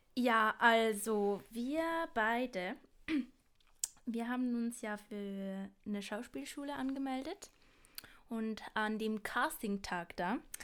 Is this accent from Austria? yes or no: no; Basel, Basel-Stadt, Switzerland; accent: Basler Dialekt; ich komme von Basel. Das ist mein Dialekt